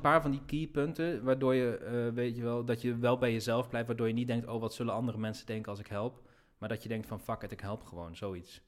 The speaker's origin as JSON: {"language": "Dutch", "town": "Nijmegen", "region": "Gelderland", "country": "Netherlands", "tie": "born or raised there", "said": "ik ben in Nijmegen geboren. Ik ging daar studeren. Dus ik had mijn vrienden van de middelbare school"}